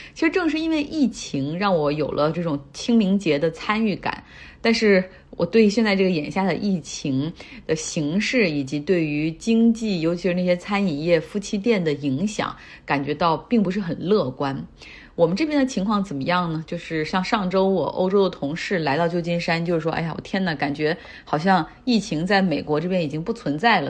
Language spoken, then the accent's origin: Chinese; Harbin, Heilongjiang, China; moved away; 我老家哈尔滨